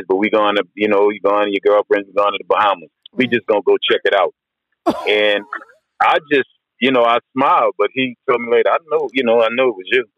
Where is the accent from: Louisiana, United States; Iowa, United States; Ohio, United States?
Louisiana, United States; New Orleans; I'm from New Orleans.